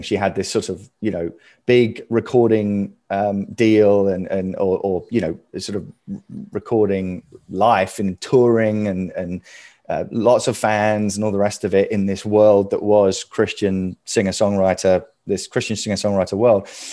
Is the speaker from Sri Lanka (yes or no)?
no; United Kingdom; moved away as an adult; now in United States; I am this sort of Brit kind of living over here